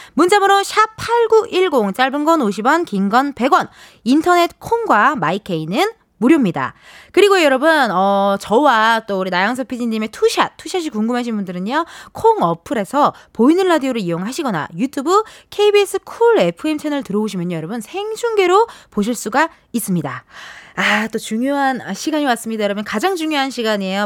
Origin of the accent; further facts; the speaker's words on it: Incheon, South Korea; 제가 인천 출신이니까